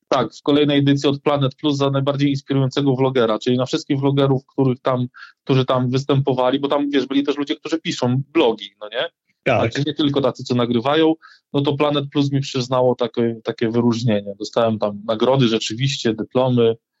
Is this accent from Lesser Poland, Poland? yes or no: no; Rzeszów, Subcarpathian Voivodeship, Poland; born or raised there